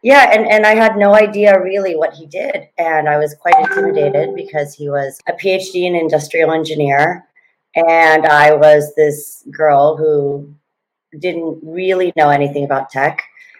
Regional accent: Thailand; also born or lived in Oregon, United States / Fremont, California, United States; Long story is I was born in Oregon, moved down to Fremont, California, Silicon Valley, when I was two. Obviously not by choice. My dad was an industrial engineer, was there till I was 12. Dad got called back to politics, came back to Thailand, and then basically grew up here.

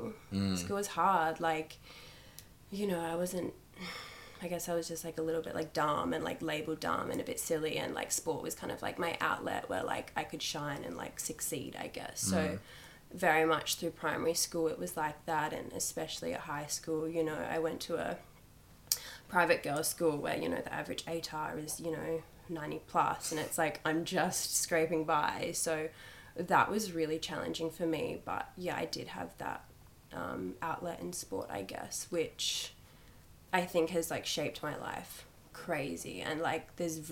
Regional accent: Busselton, Western Australia, Australia; also born or lived in Perth; I was born in a coastal town, Busselton, 30 minutes from Marg River.

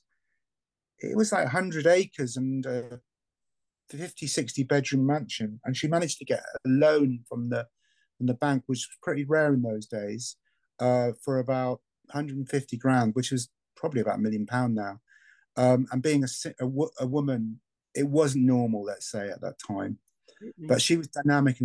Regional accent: Anglesey, North Wales, United Kingdom; now in Sussex, United Kingdom; I come from Anglesey in North Wales, which is obviously where was a kind of Druidic stronghold, and I was brought up there

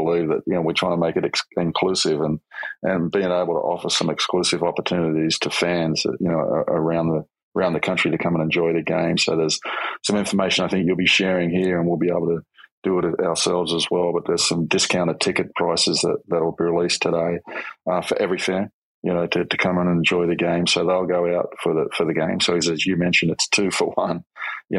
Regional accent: Sydney, New South Wales, Australia; I was born in the South Sydney area

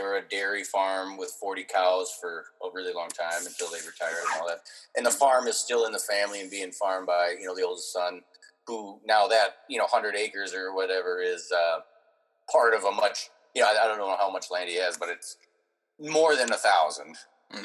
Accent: Minneapolis, Minnesota, United States; also born or lived in Andover, Minnesota; I was born in Minneapolis, and then we lived for a few years out in in uh, Andover, which is north of the city by about thirty minutes

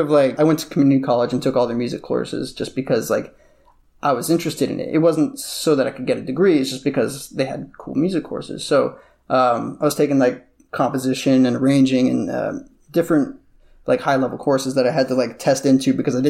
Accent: Beverly Hills, California, United States; I used to hate LA because I grew up in Beverly Hills, which is like the most stupid place for a kid, yeah, to grow up.

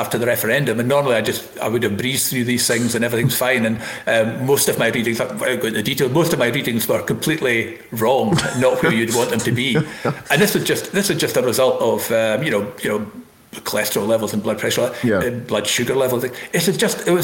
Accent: Elgin, Scotland, United Kingdom; I was up in Elgin, my hometown

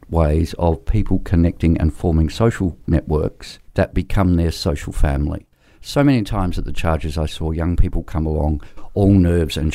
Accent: South Africa; now in Australia; I'm from South Africa originally

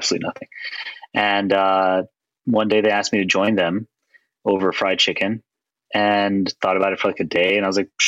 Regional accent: New Orleans, Louisiana, United States; moved away as an adult; also born or lived in New Haven, Connecticut / New York; I grew up in New Orleans from Taiwanese immigrants

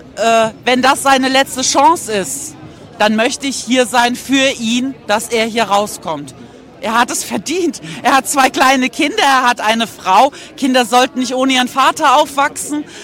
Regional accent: Mainz, Rhineland-Palatinate, Germany; ich komme aus Mainz und äh, das ist in der Nähe von Frankfurt.

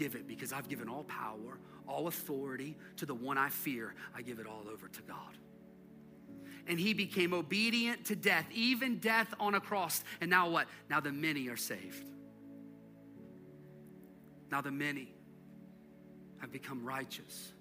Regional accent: United States; we as American Christians

